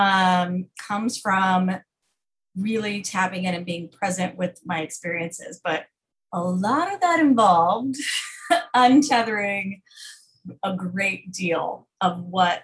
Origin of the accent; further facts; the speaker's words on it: Fort Worth, Texas, United States; I grew up in Fort Worth, Texas, in a very, very conservative, homeschool cult